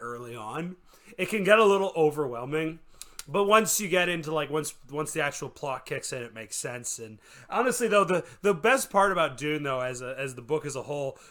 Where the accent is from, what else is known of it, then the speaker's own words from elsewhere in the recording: Canada; I'm from Canada.